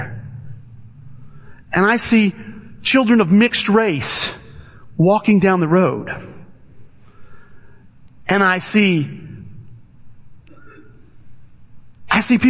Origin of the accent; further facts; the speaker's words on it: Alton, Illinois, United States; I grew up in Alton, Illinois